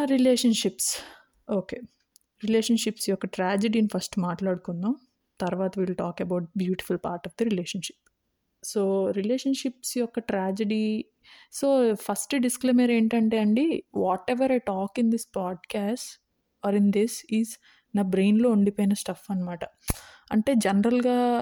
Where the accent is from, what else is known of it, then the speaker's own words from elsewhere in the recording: India; నేను ఇండియాలో పుట్టాను ఇండియాలో పెరిగాను